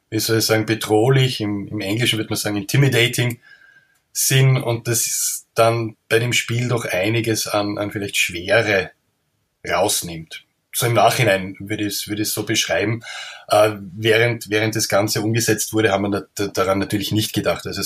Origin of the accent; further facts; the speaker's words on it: Austria; man hört, bin ein Österreicher